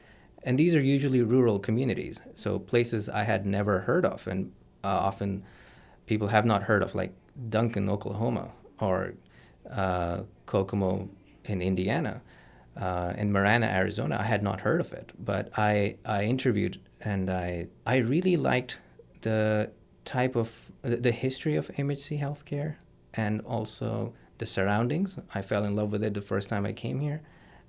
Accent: Karachi, Sindh, Pakistan; So I am from Karachi, which is a southern coastal city, the biggest city in Pakistan.

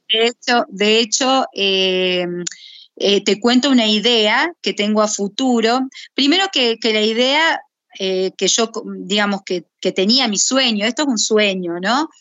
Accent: Buenos Aires, Argentina; yo soy porteña

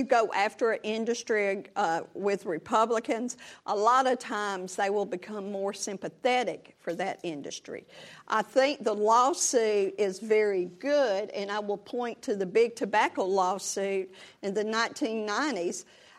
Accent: the South, United States; I'm from the South.

